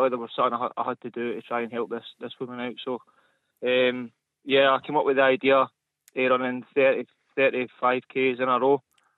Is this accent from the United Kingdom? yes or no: yes; Armadale, Scotland, United Kingdom; now in Whitburn, United Kingdom; So I'm from Armadale, but I currently live in Whitburn.